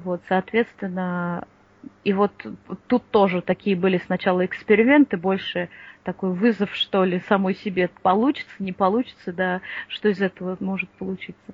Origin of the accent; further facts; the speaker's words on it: Moscow, Russia; я из Москвы